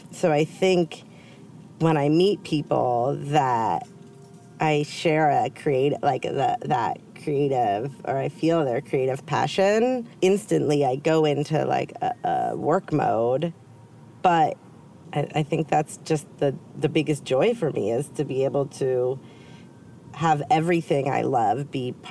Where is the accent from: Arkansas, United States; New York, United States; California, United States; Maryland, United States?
California, United States; But yeah, I think also in growing up in the Bay Area, and you were pretty close to the Bay Area, it's a different lifestyle